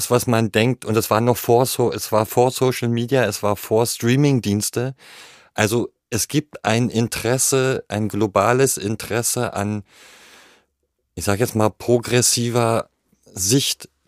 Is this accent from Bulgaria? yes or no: yes; Bulgaria; das waren natürlich Dinge, die hatte ich als Kind in Bulgarien auch erlebt, weil das eine ähnliche Mentalität ist.